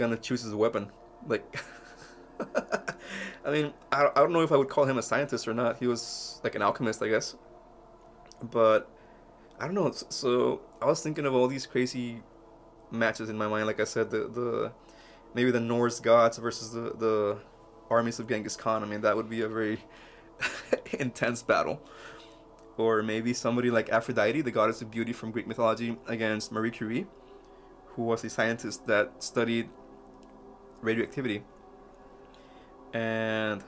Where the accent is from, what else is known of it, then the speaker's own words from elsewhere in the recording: Mexico; moved away; when I was a little kid growing up in Mexico